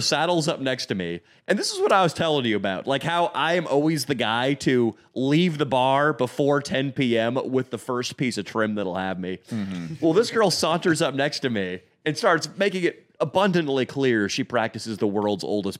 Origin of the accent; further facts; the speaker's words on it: Orangevale, California, United States; growing up in Orangevale Open, I didn't have a whole lot of black friends.